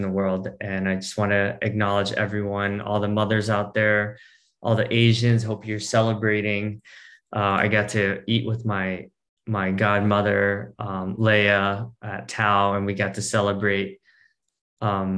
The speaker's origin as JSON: {"language": "English", "region": "New Jersey", "country": "United States", "tie": "born or raised there", "said": "I was born in New Jersey."}